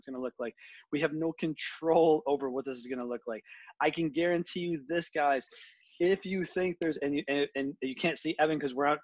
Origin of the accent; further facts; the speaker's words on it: United States; as an American who actually cares